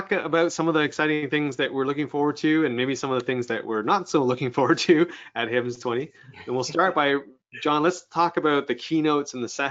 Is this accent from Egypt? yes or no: no; Canada; being Canadian